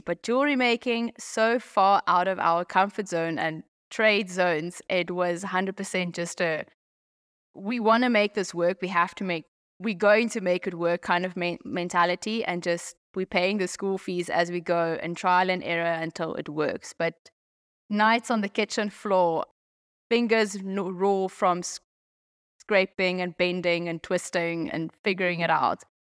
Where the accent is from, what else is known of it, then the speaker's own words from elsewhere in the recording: Pretoria, Gauteng, South Africa; moved away as an adult; also born or lived in Limpopo; now in Zambia; schooling, varsity, Pretoria, um, but we had a farm